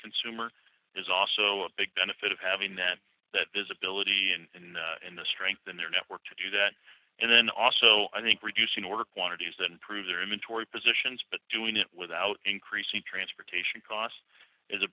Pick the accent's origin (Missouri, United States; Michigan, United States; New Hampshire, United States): Missouri, United States; St. Louis; I'm from St. Louis